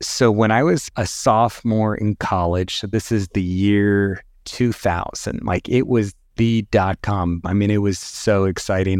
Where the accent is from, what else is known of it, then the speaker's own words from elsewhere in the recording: Northern California, United States; also born or lived in New York City; I grew up in Northern California